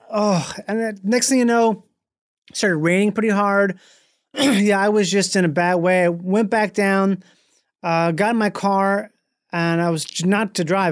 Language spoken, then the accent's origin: English; Rochester, Minnesota, United States; Grew up in Minnesota.